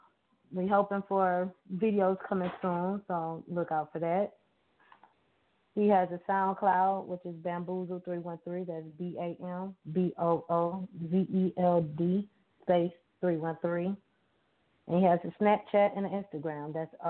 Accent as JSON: {"language": "English", "town": "Detroit", "region": "Michigan", "country": "United States", "said": "from Detroit."}